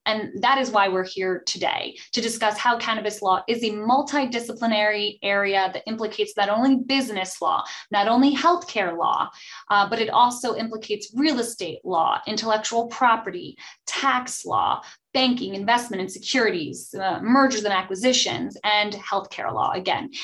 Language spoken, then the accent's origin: English; New Jersey, United States; I am from New Jersey